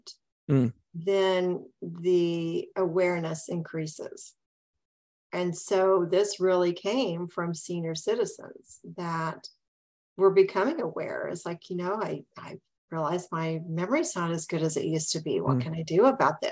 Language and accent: English; Midwest, United States; now in Southern California, United States; I grew up in the Midwest.